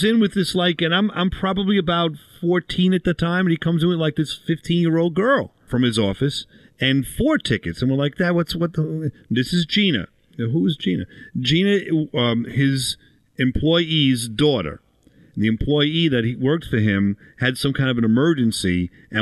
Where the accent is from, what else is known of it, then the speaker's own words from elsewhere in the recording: Long Island, New York, United States; I'm from Long Island